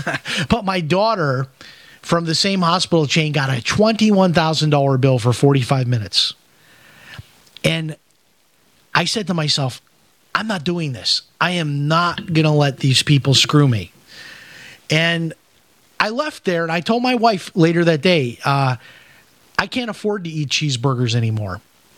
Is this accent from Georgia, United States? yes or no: no; Chicago, Illinois, United States; I grew up in Chicago eating hamburgers and Italian sausage and all of that stuff.